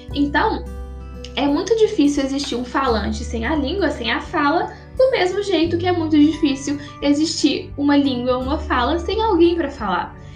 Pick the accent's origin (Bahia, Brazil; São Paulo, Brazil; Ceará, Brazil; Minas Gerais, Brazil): Minas Gerais, Brazil; Aqui em Minas Gerais, de onde eu sou, eu falo mandioca para significar um alimento